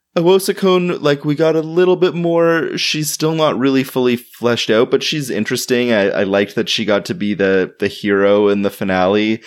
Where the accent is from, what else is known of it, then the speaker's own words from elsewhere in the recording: Toronto, Ontario, Canada; my hometown